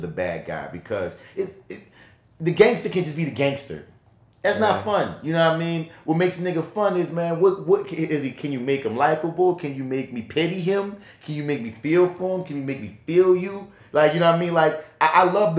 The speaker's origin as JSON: {"language": "English", "town": "New Orleans", "region": "Louisiana", "country": "United States", "accent": "New Orleans", "said": "my New Orleans accent"}